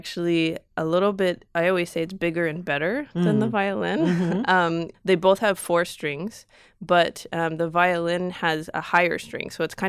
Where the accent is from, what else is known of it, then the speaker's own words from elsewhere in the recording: Reno, Nevada, United States; Reno, Nevada.